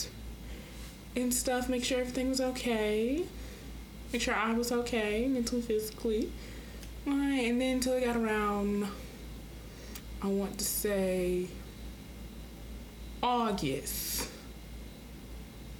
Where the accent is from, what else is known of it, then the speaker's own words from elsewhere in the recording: Rock Hill, South Carolina, United States; also born or lived in Orangeburg, South Carolina; I'm from Rock Hill, but I go to school in Orangeburg, Claflin University